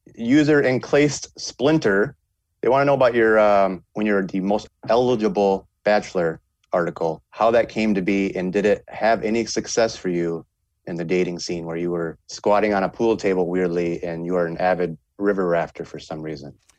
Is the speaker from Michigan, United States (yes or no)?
yes; northern Michigan, United States; My hometown, seven thousand people in northern Michigan